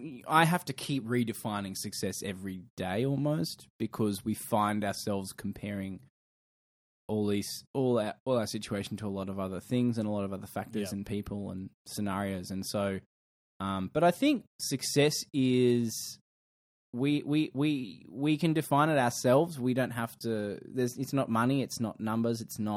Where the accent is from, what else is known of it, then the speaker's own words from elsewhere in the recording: Queensland, Australia; I'm from Queensland, and I'm from the future.